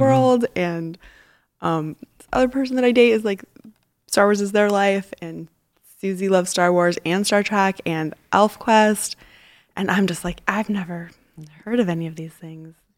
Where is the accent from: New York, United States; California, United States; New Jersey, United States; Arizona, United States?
Arizona, United States; Tucson; now in San Francisco, United States; I grew up in Tucson, Arizona